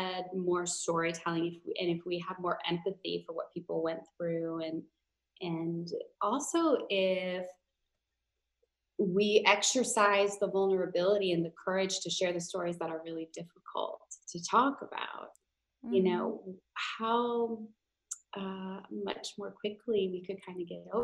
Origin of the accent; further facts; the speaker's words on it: Minnesota, United States; I grew up in Minnesota, which is like, at least in the Twin Cities, it's mostly liberal.